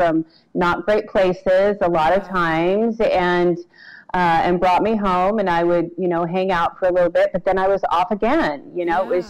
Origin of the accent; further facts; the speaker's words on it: Salt Lake City, Utah, United States; I was born in Salt Lake City, actually, and kind of bounced in and out of Utah most of my adolescent and young adult life